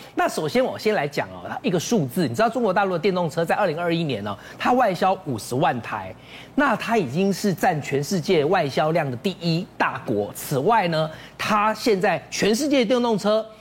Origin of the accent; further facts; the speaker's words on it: Taiwan; 用我们台湾话讲